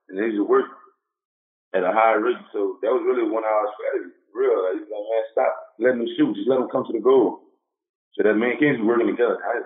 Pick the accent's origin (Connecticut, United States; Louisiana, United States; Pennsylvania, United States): Louisiana, United States; New Orleans; Growing up in New Orleans, I grew up there.